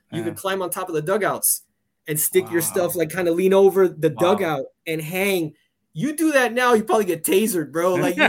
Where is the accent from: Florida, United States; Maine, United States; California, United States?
Florida, United States; the Gables, Miami area; Some of them would stay here down by me. I grew up in the Gate.